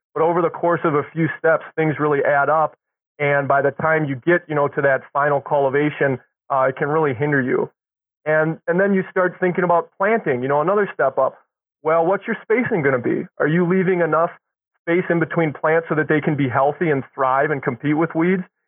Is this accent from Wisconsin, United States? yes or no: yes; Milwaukee, Wisconsin, United States; I grew up in Milwaukee